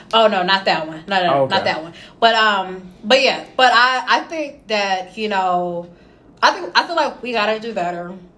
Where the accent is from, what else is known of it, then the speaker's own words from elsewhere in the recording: Indianapolis, Indiana, United States; I'm from Indy.